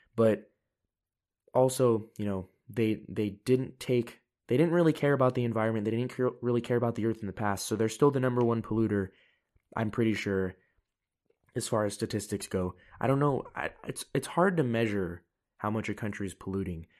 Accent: United States; moved away as an adult; now in Europe; I'm an American, you know, I'm living in Europe

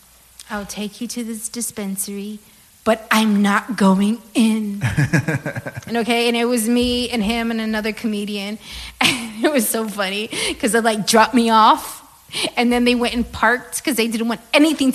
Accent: San Antonio, Texas, United States; I'm from San Antonio originally

